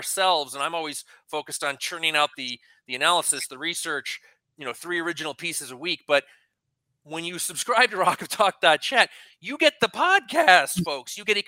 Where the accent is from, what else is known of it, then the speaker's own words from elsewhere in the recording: Ireland; I'm an Irishman